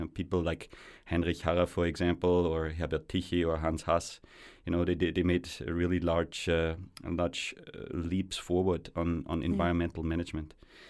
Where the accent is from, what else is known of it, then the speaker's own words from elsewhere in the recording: Austria; Growing up in Austria is a real privilege. I spent my childhood very close to mountains, lakes, and forests, so in a very intact environment